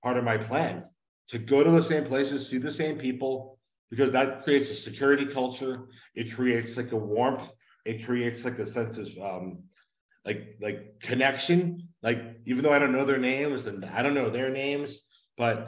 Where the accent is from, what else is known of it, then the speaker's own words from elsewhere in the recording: Northeast, United States; moved away as an adult; now in Mexico; I'm from the Northeast